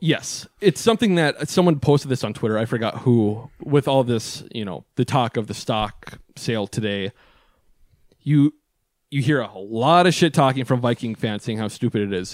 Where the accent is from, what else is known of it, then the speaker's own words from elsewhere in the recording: Superior, Wisconsin, United States; growing up in Superior, Wisconsin